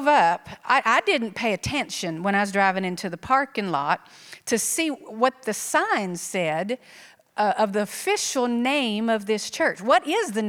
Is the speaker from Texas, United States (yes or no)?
yes; South Texas, United States; moved away as an adult; also born or lived in Iowa; I'm actually from South Texas, but pastored in Iowa for 24 years